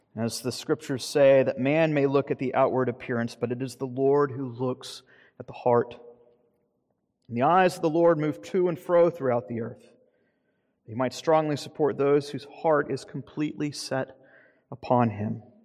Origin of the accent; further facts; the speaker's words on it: Deep South, United States; I'm from the Deep South